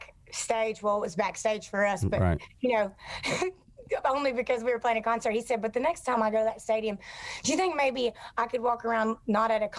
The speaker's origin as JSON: {"language": "English", "town": "Rossville", "region": "Georgia", "country": "United States", "tie": "born or raised there", "said": "I'm from Rossville. You know how small Rossville is"}